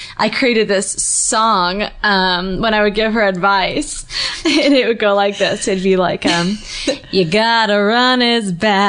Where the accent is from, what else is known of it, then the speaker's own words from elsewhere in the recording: Long Beach, United States; Long Beach where I'm from